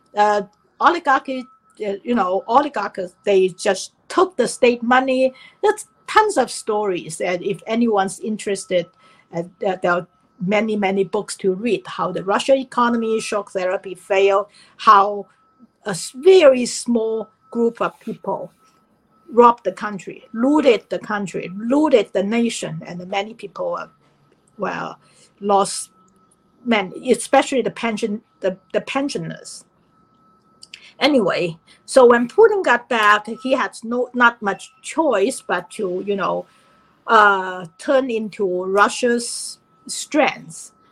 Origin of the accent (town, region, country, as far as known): China; now in United States